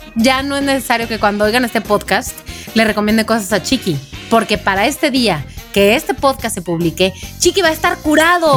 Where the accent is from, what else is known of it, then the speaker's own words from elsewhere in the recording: Mexico; soy de México